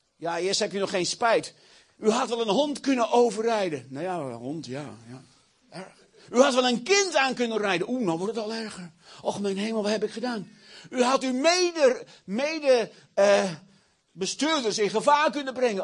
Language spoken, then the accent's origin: Dutch; Achterhoek, Gelderland, Netherlands; Ik kom uit de Achterhoek.